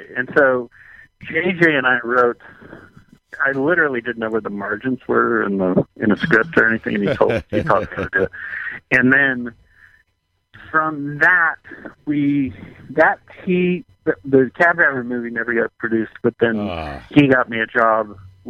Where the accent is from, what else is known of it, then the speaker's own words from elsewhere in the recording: Texas, United States; I'm from Texas, he's from Texas